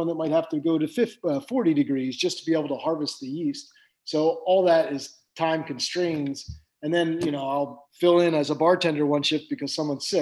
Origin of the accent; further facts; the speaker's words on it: Pennsylvania, United States; also born or lived in New Jersey / Atlantic City; now in San Luis Obispo County, United States; I grew up in Pennsylvania and lived in Jersey and Atlantic City and all that area